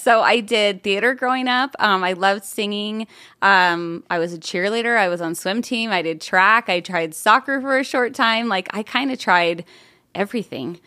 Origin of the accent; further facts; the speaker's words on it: Buffalo, New York, United States; now in Arizona, United States; I grew up in upstate New York, um, just outside of Buffalo